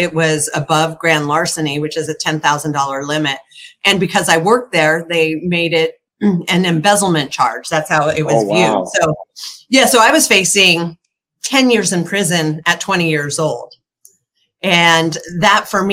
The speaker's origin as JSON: {"language": "English", "town": "Reno", "region": "Nevada", "country": "United States", "tie": "born or raised there", "said": "I grew up in Reno."}